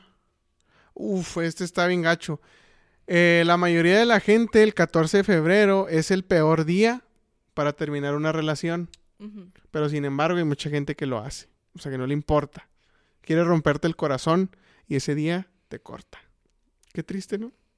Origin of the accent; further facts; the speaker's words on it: Chihuahua, Mexico; somos de Chihuahua